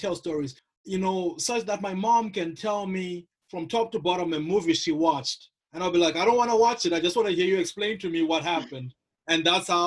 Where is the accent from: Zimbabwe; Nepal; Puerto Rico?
Zimbabwe; also born or lived in Midwest, United States; now in Toledo, United States; born and raised in Zimbabwe, been in the US, mainly in the Midwest, since 2006, now teaching at the University of Toledo in Ohio